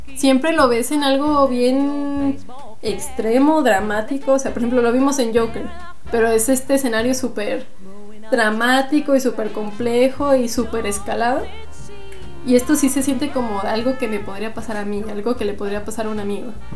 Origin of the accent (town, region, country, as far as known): Aguascalientes, Mexico